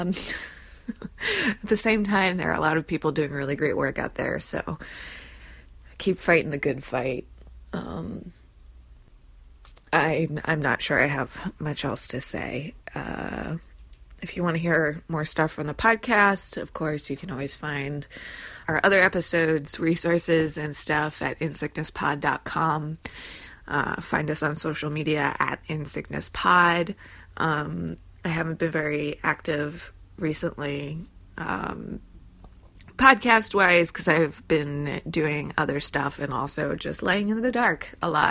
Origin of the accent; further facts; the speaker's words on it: New Jersey, United States; I'm from New Jersey